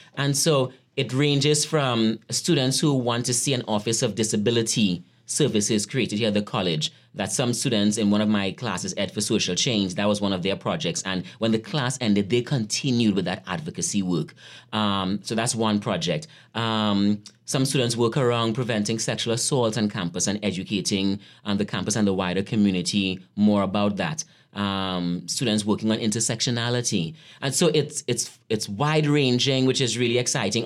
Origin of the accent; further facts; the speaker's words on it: Trinidad & Tobago; moved away as an adult; also born or lived in Atlanta, United States / Brooklyn, United States; now in Gettysburg, United States; I grew up in Trinidad, um, in a poor community called Lafontaine. And I left Trinidad when I was eighteen years old